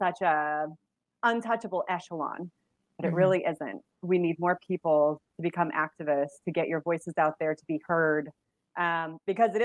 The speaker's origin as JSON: {"language": "English", "region": "Massachusetts", "country": "United States", "moved": "yes", "said": "I'm originally from Massachusetts"}